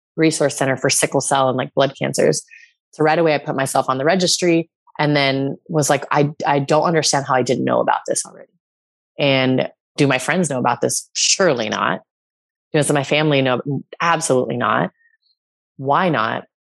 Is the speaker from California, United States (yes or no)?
yes; California, United States; moved away as an adult; also born or lived in New York; I'm back in my hometown